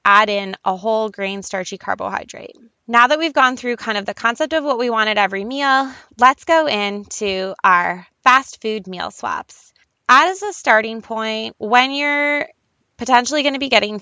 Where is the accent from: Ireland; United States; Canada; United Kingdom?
Canada; I'm Canadian